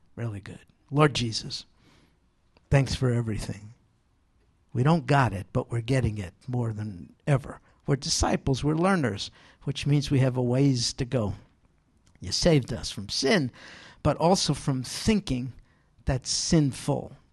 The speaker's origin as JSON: {"language": "English", "region": "New York", "country": "United States", "said": "I'm from New York"}